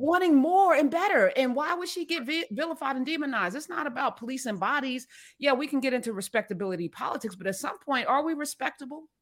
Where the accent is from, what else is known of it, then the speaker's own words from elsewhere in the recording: East Orange, New Jersey, United States; East Orange, my hometown